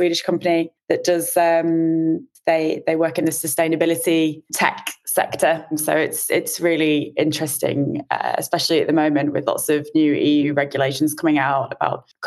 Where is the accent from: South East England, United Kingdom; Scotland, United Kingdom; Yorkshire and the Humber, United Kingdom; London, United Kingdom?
Yorkshire and the Humber, United Kingdom; moved away as an adult; now in Sweden; I'm from Yorkshire, England